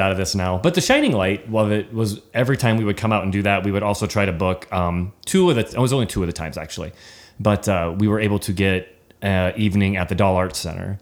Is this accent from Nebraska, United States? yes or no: yes; Nebraska, United States; we're from Nebraska